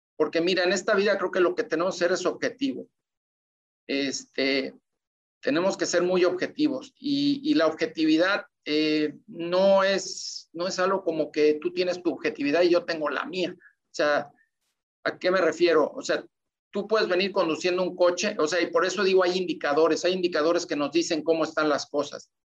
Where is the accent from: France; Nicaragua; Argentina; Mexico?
Mexico; todos somos mexicanos